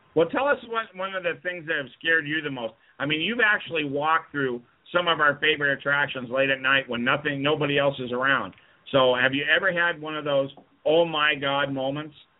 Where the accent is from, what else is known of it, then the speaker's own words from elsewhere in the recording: Las Vegas, Nevada, United States; we both grew up in Vegas